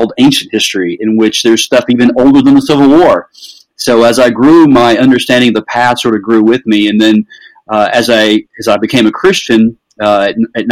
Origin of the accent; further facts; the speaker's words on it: the South, United States; I grew up in the South